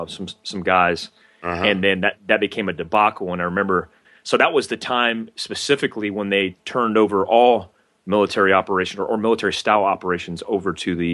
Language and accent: English; Fort Ord, California, United States; born there; I was in fact I'm about an hour and a half right now from Fort Ord, but I was born in Fort Ord, and my dad was in the infantry in Fort Ord.